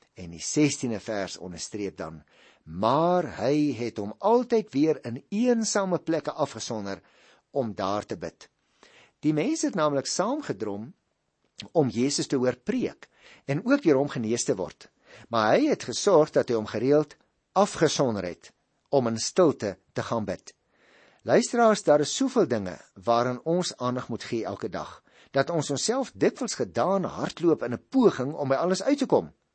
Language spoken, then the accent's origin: Afrikaans; Paarl, Western Cape, South Africa; ek kom ook daar uit die Boland, ek het daar groot geword in die Parel